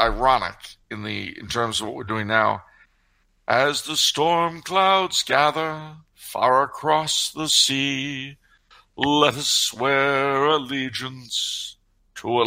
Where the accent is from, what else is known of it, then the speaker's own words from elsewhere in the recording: New York, United States; I was born in New York